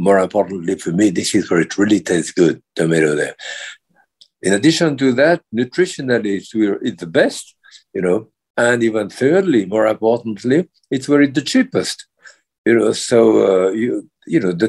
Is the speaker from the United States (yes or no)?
no; France; moved away; being French